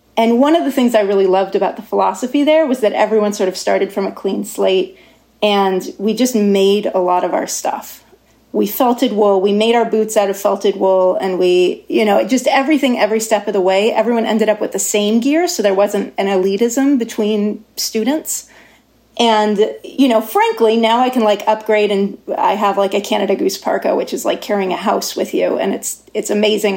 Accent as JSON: {"language": "English", "town": "Davis", "region": "California", "country": "United States", "tie": "born or raised there", "also_born_or_lived": "Norway", "moved": "as an adult", "said": "I grew up in Davis"}